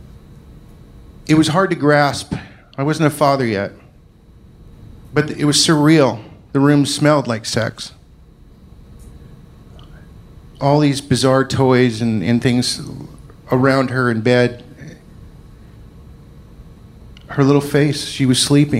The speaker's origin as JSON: {"language": "English", "region": "Scotland", "country": "United Kingdom", "said": "I'm Scottish"}